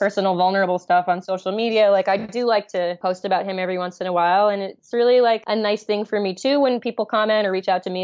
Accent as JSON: {"language": "English", "town": "New York City", "region": "New York", "country": "United States", "tie": "born or raised there", "said": "I grew up in New York City"}